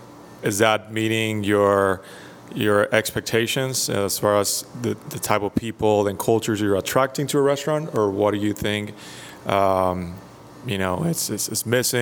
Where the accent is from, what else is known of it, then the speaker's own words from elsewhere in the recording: Mexico; moved away; originally from Mexico.